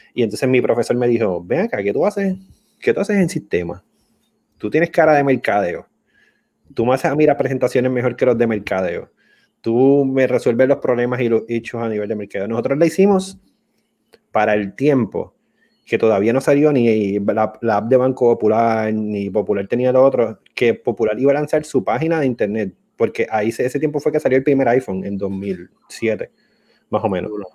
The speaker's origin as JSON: {"language": "Spanish", "town": "Arecibo", "country": "Puerto Rico", "said": "soy de Arecibo"}